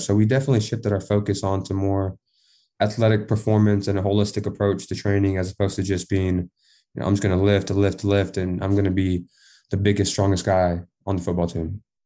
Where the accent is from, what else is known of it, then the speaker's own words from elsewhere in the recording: Texas, United States; I'm from Texas